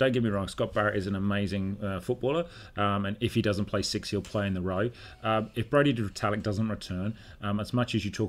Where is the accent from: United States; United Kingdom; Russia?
United Kingdom; England; even I as an Englishman